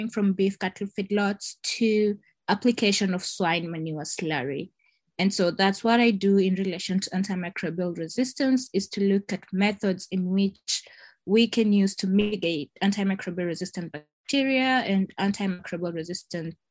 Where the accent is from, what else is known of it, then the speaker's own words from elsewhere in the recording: Kenya; moved away as an adult; now in United States; someone who hails from Africa, I come from Kenya.